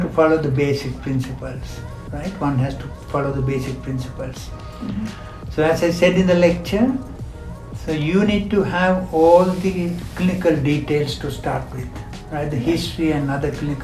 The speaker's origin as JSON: {"language": "English", "country": "Sri Lanka", "also_born_or_lived": "United Kingdom", "moved": "as an adult", "lives_now": "Malaysia", "said": "I'm from Sri Lanka"}